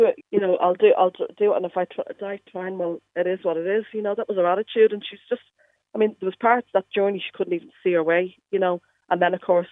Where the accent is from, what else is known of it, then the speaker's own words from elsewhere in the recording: Dublin, Leinster, Ireland; moved away as an adult; now in Derry, United Kingdom; I moved to Derry from Dublin just like 22 years ago